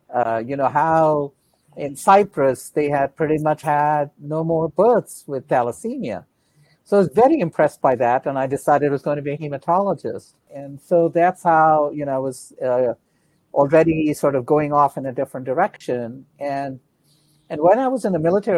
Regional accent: India; moved away as an adult; now in Atlanta, United States; Yeah, I was born in India. I was an Air Force brat.

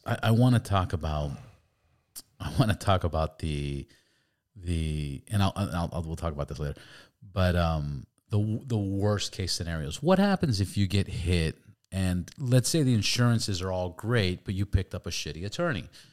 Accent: Los Angeles, California, United States; also born or lived in Santa Cruz; I'm from L

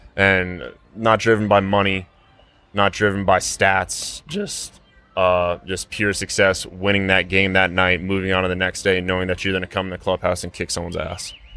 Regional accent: Denver, Colorado, United States; drafted by my hometown team in the first round with their first pick, come through their system in somewhat of a quick fashion and get to do the things that I've been able to do being from this city that I grew up

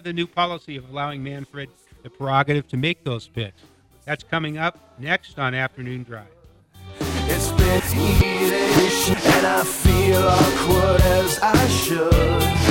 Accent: West Coast, United States; moved away; But I grew up on the West Coast.

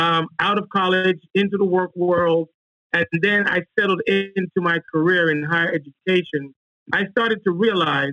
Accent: Kingston, Jamaica; moved away as an adult; also born or lived in Washington, D.C. / Charlotte; I'm originally from Kingston, Jamaica, and I was offered a track and field scholarship to Howard University back in 1989

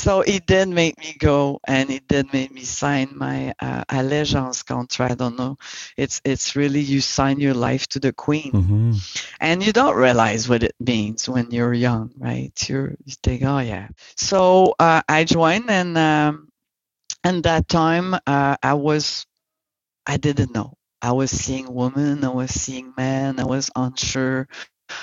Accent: Montreal, Quebec, Canada; also born or lived in Saint John, New Brunswick; I'm from Montreal, born and raised in Montreal

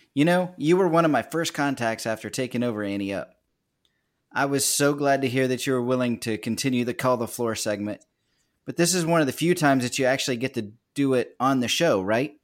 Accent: Kansas, United States; now in Virginia, United States; I'm from a little nowhere town in Kansas. Ended up found my way to the East Coast over here in in Virginia

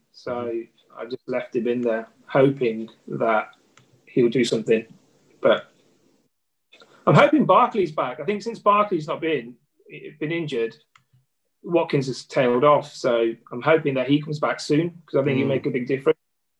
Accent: Midlands, United Kingdom; accent: Midlands twang; moved away; Yes, I am originally from the Midlands.

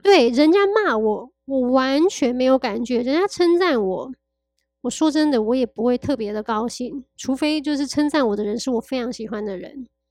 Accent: Taiwan; moved away as an adult; also born or lived in Paris, France; 我常年其实住在巴黎， 然后我已经从去年一月回来到台湾到现在

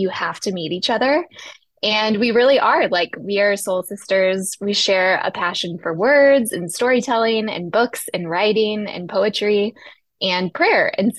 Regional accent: Texas, United States; moved away as an adult; also born or lived in New York City; I grew up in Texas, and I went to Prestonwood Baptist Church where my parents attended.

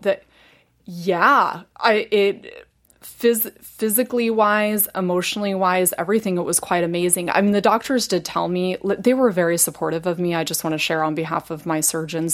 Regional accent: Indiana, United States; moved away; I was born and raised in Indiana

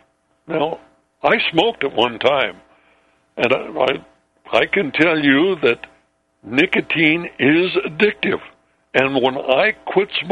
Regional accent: Ellensburg, Washington, United States; my hometown, Ellensburg, Washington

